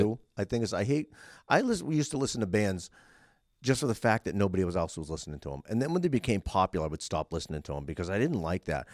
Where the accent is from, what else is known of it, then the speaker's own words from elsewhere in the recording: Boston, Massachusetts, United States; I grew up in the Boston scene